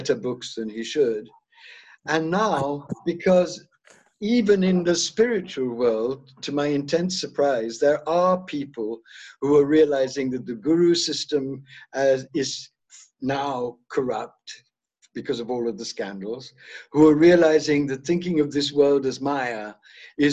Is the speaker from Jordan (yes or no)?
no; South India, India; I was born in South India.